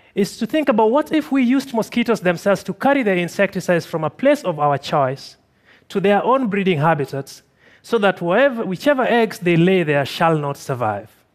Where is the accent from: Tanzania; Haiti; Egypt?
Tanzania; I'm from Tanzania